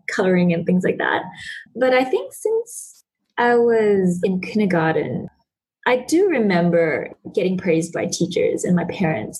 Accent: Sabah, Malaysia; growing up in Sabah and detached from the capital city

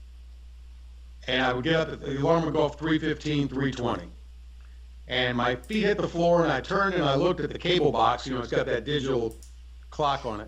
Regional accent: Newport News, Virginia, United States; moved away; my hometown of Newport News, Virginia

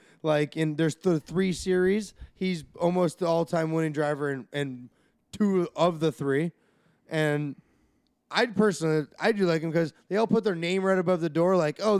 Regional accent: Arizona, United States; I grew up born and raised in Arizona. Both my parents are from Denver.

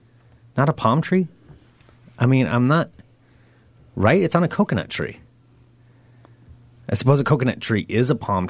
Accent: Oregon, United States; I know I'm from Oregon

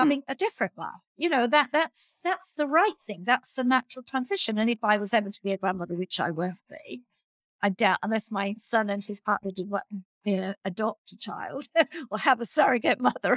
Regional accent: Australia; as an Australian

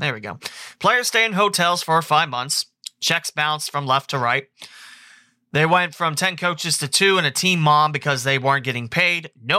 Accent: Texas, United States; I called and talked to a coach there because I'm from Texas. I play at Trinity High School, which is a big powerhouse in Texas.

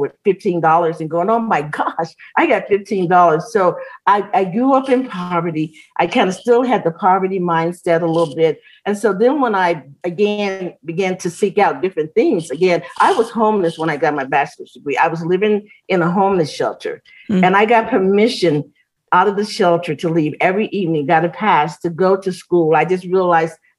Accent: Chicago, Illinois, United States; moved away as an adult; also born or lived in Gary, Indiana; now in Colorado Springs, United States; I grew up in the Cabrini Green Project

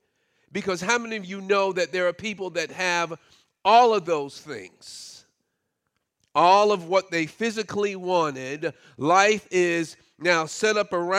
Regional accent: Brooklyn, New York, United States; it wasn't too long before our family moved out of the public housing project that I grew up in Brooklyn

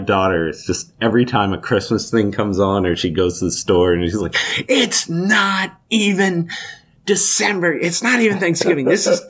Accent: Alaska, United States; I grew up in Alaska.

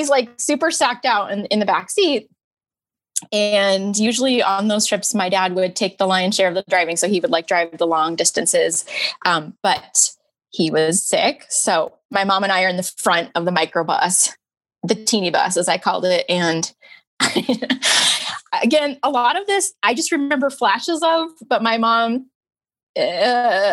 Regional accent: Monterey, California, United States; I grew up in Monterey

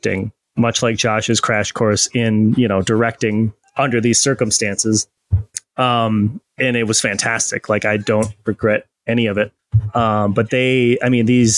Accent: Midwest, United States; I'm a motherfucker from the Midwest

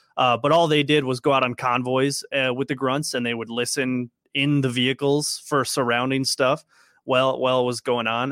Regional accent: Minnesota, United States; I'm from Minnesota

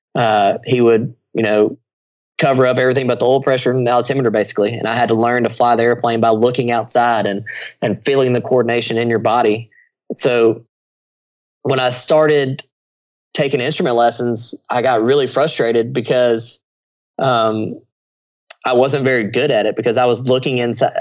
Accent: United States; I'm an American.

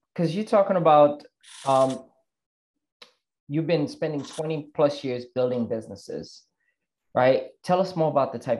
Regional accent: Haiti; now in United States; I'm from Haiti, growing up and you know, in a third world country and then come to the States

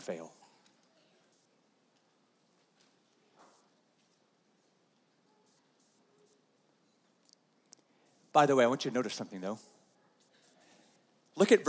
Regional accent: United States; as American Christians

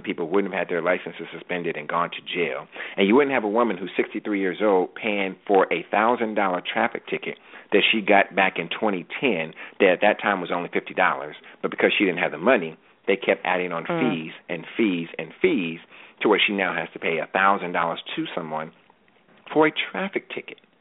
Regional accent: California, United States; moved away as an adult; also born or lived in Washington, D.C.; I was from California

